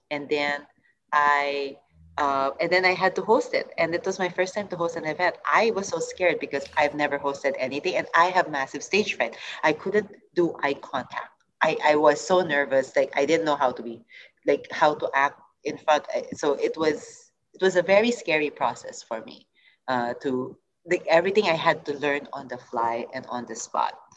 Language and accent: English; Singapore; moved away as an adult; also born or lived in United States; I'm coming from Asia, I'm coming from Singapore